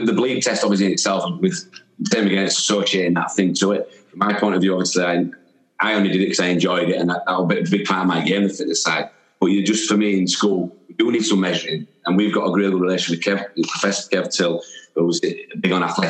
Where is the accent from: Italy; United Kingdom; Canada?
United Kingdom; Wakefield, Yorkshire and the Humber; I was born in Wakefield